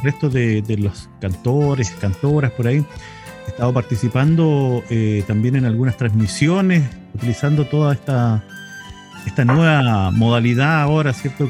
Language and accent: Spanish; Chile; nosotros como identidad chilena